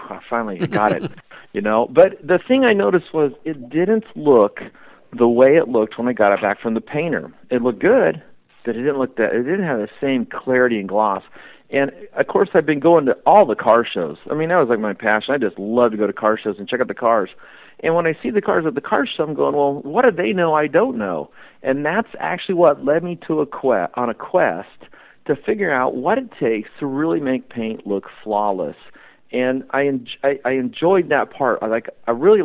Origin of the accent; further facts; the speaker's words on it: Albany, Oregon, United States; I grew up in Albany, Oregon, and I'd been swimming in the Kalapuya River all my life